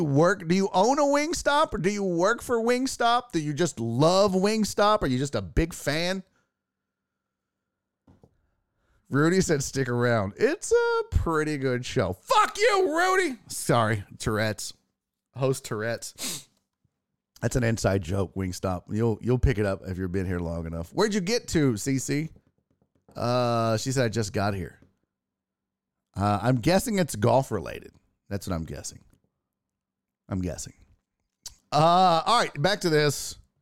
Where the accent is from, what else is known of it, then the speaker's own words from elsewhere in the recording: San Antonio, Texas, United States; I'm from San Antonio.